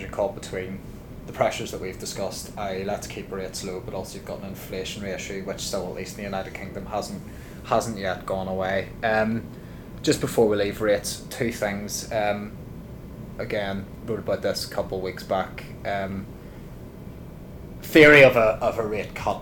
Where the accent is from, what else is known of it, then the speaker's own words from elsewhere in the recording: Ireland; being Irish